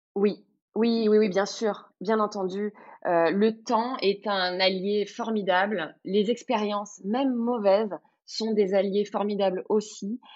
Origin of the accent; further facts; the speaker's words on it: Cannes, Provence-Alpes-Côte d'Azur, France; je suis de la Côte d'Azur, je suis de Cannes, je suis originaire du coin